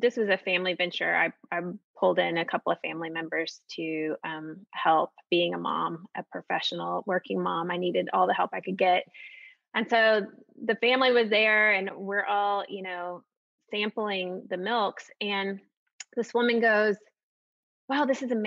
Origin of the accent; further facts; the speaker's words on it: Austin, Texas, United States; I grew up partially in Austin